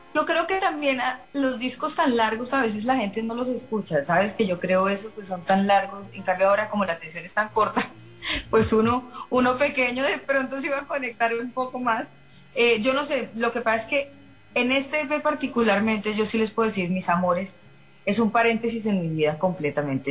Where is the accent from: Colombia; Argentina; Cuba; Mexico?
Colombia; moved away as an adult; now in Miami, United States; yo soy una chica colombiana